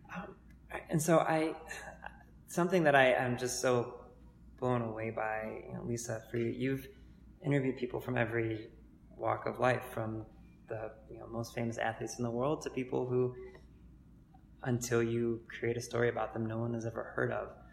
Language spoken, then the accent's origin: English; Cleveland, Ohio, United States; I grew up in Cleveland as well. I'm a, I'm a you know native